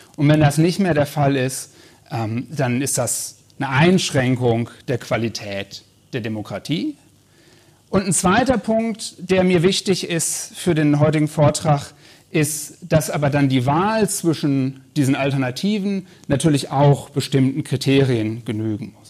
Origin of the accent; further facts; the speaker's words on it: North Rhine-Westphalia, Germany; ich komme aus Nordrhein-Westfalen